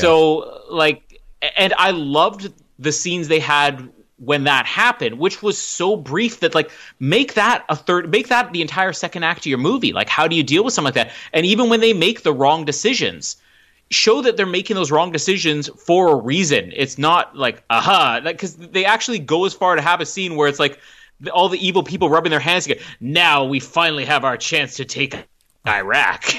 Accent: Canada; I'm Canadian.

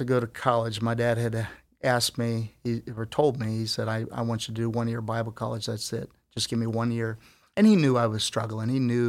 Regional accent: Philippines; born there; also born or lived in New York; We're in the Philippines. I was born in the Philippines. I spent some time in New York and in third grade

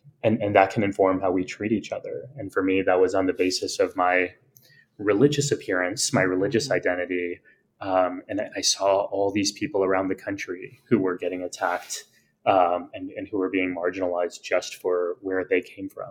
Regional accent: South Texas, United States; moved away; also born or lived in New York; I am born and raised in the States, in a part of the country called Texas

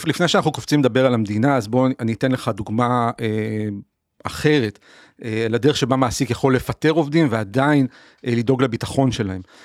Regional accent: Haifa, Haifa District, Israel; אני נולדתי וגדלתי בקריאת חיים בשנות ה-80

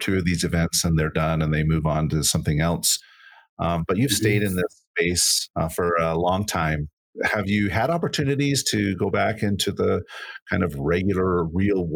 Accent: Salt Lake City, Utah, United States; Salt Lake City is my hometown. I wasn't born in Salt Lake, but was raised here.

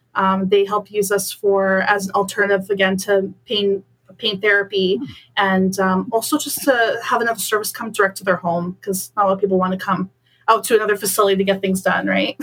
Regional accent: Bolton, Ontario, Canada; moved away as an adult; now in Waterloo, Canada; I'm originally from Bolton

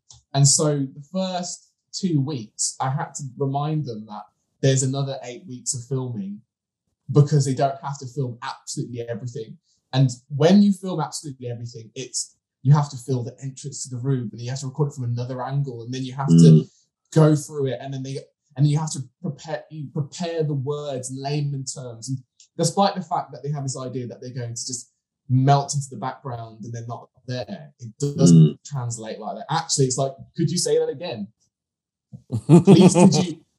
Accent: Birmingham, West Midlands, United Kingdom; I was born and raised in Birmingham.

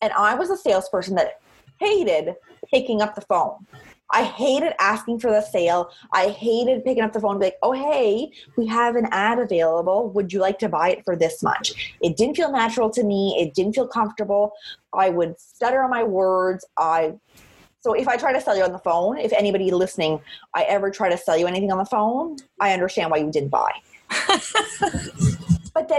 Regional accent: Cape Breton, Nova Scotia, Canada; I'm from Cape Breton, so we're not very shy and we like to talk to people

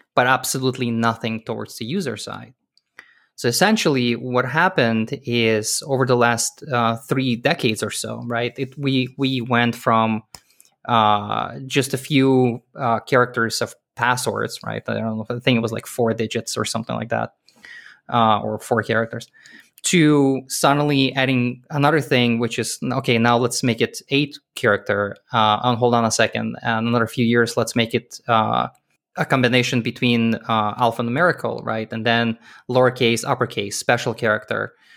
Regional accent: Israel; moved away; also born or lived in Soviet Union / Canada; I was born in Soviet Union. The country doesn't exist anymore. I grew up in Israel.

